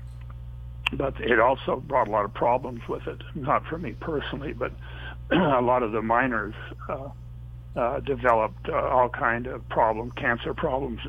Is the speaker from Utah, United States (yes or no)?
yes; Moab, Utah, United States; one of my best friends was a fellow named Gary Zaransky, and I were raised there in Moab together